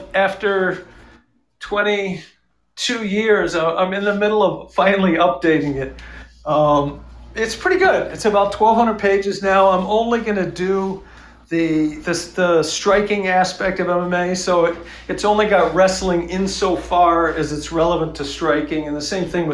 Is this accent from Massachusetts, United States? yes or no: yes; Massachusetts, United States; in my home state